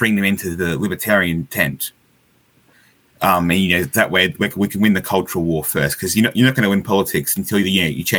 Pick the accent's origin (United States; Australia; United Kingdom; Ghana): Australia